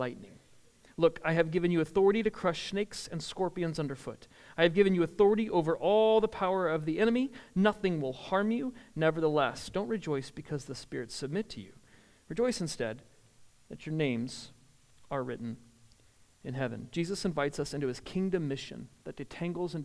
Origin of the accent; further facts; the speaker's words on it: the North, Northern United States, United States; moved away; I was from the North